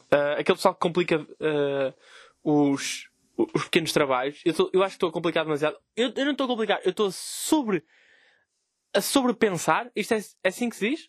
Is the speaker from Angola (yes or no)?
no; Vila Nova de Gaia, Norte, Portugal; eu sou de Gaia.